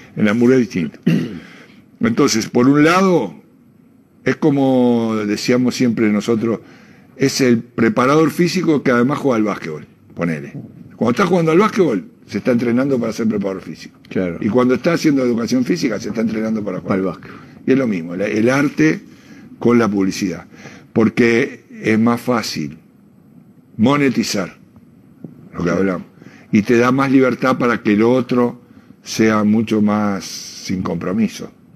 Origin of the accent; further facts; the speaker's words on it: Uruguay; yo soy socio de Peñarol de antes de ser uruguayo